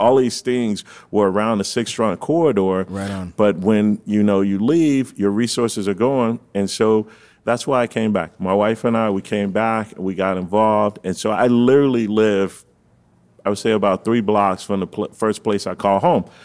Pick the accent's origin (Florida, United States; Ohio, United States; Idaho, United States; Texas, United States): Florida, United States; Fort Lauderdale; also born or lived in Gainesville, Florida; I'm from the 33311